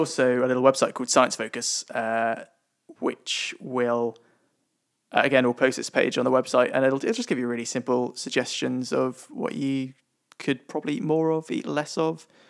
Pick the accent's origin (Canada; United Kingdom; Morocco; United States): United Kingdom; We are British.